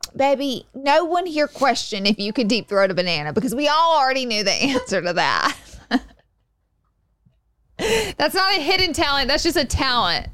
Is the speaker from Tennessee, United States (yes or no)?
no; Alabama, United States; I'm from Alabama